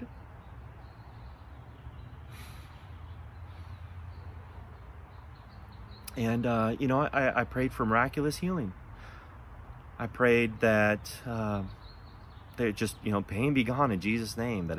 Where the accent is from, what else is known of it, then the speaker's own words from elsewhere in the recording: Buena, Washington, United States; also born or lived in Zillah, Washington; I grew up in Eastern Washington. Maybe some of you know where the little town of Zilla is. Probably very few of you know where a little town Buena is